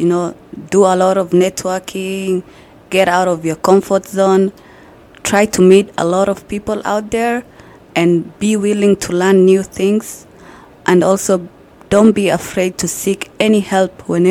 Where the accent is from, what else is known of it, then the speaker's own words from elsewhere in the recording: Kenya; also born or lived in Canada; now in Brooks, Canada; I am from Kenya. I've been in Canada for 3 years